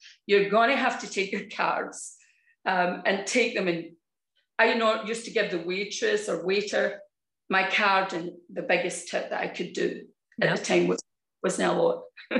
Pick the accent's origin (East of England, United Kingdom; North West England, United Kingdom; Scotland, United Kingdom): Scotland, United Kingdom; moved away; And that was after I came over from Scotland.